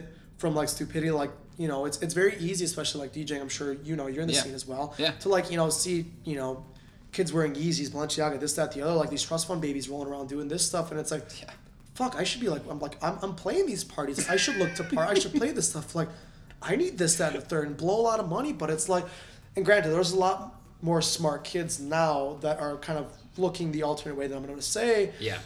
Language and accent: English; Northwest suburbs, Illinois, United States; I grew up in Northwest suburbs before I moved and lived downtown for like a God knows many years now